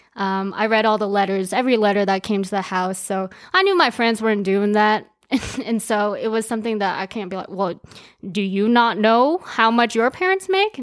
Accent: Aurora, Colorado, United States; English is a second language; also born or lived in Japan / China; I grew up in Aurora, Colorado, also known as A Town

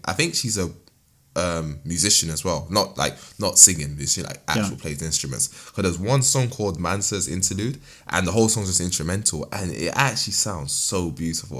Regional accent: Nigeria; I'm a Nigerian man myself

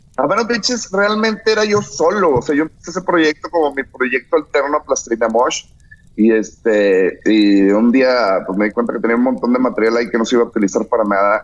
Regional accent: Monterrey, Nuevo León, Mexico; soy de Monterrey

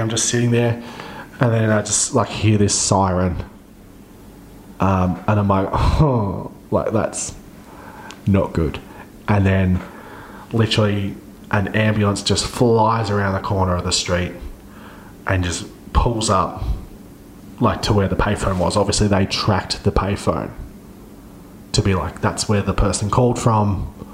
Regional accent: Central Coast, New South Wales, Australia; near one of the train stations on where I grew up on the Central Coast

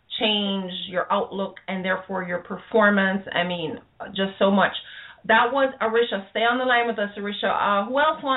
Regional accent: Jamaica; I'm Jamaican

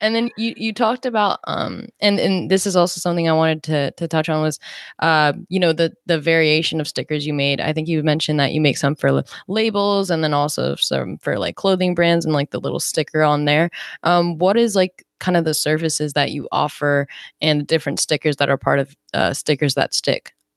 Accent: New Jersey, United States; I actually grew up in South Jersey

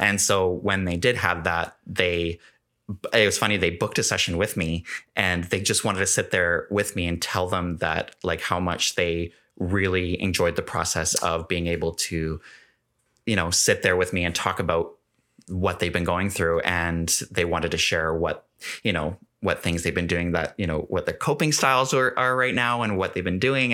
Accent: Gulf Islands, British Columbia, Canada; now in Kelowna, Canada; growing up on the Gulf Islands, I was very much, like, a sh-, sheltered

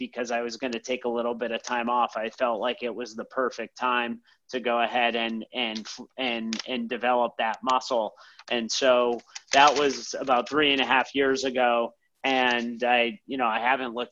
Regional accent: Boston, Massachusetts, United States; moved away as an adult; now in New York City, United States; I'm originally from Boston

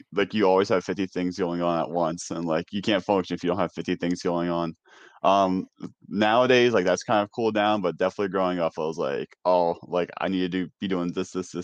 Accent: New York, United States; moved away; growing up in New York

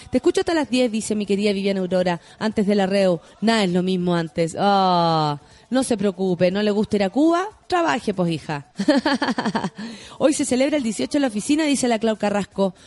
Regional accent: Chile; Soy muy poco chilena

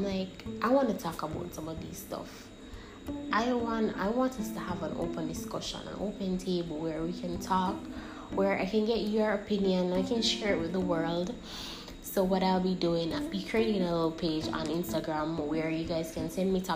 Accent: St. Ann, Saint Ann, Jamaica; So I was born on August 13th, 1998, in Stairtown, St. Anne.

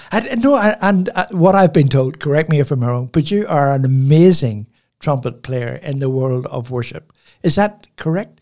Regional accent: Belfast, Northern Ireland, United Kingdom; now in Port Macquarie, Australia; I grew up in Belfast, which is a, you know, city

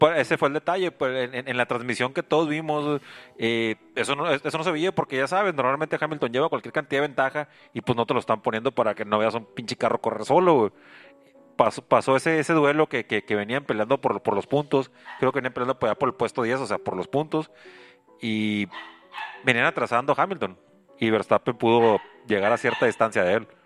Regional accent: Mexico; Yo soy mexicano

